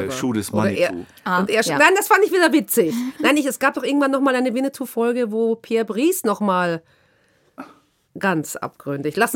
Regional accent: Nuremberg, Bavaria, Germany; born there; also born or lived in Vienna, Austria; now in Berlin, Germany; Aber ich wurde in Nürnberg geboren, dann haben wir außerhalb von Nürnberg gewohnt, dann sind wir in den Süden von Wien gezogen, dann bin ich nach Wien gezogen und von Wien nach Berlin.

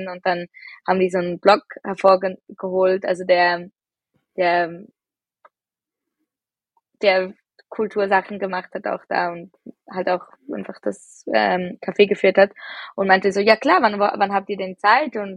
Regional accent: Zurich, Switzerland; Ähm, wir sind aus Zürich.

